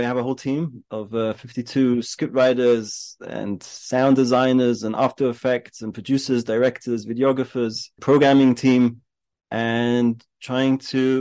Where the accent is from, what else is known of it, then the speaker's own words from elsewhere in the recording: London, United Kingdom; moved away as an adult; now in Israel; I grew up in London, went to Hasmonean